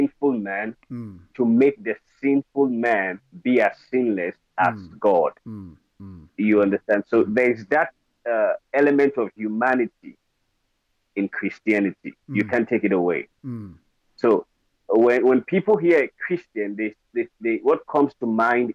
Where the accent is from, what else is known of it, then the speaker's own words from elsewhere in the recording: Edo, Nigeria; I'm from Edo State, Nigeria